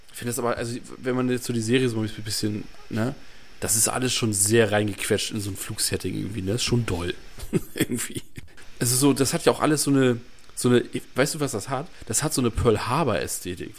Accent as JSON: {"language": "German", "region": "Northern Germany", "country": "Germany", "said": "ich bin ja auch Norddeutscher"}